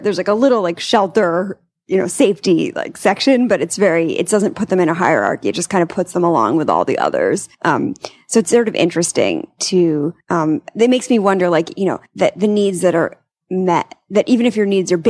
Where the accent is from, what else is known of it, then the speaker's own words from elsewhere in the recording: Long Island, New York, United States; Long Island.